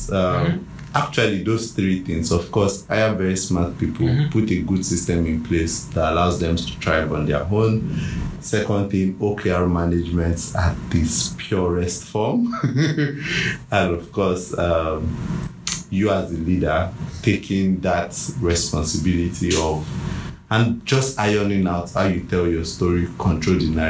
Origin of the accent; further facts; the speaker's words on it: Nigeria; Me as a Nigerian